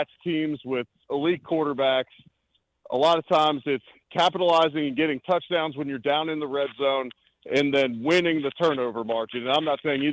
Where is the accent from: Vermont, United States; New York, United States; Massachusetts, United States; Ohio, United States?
Ohio, United States; Cincinnati; now in Buffalo, United States; I'm originally from Cincinnati, grew up in Cincinnati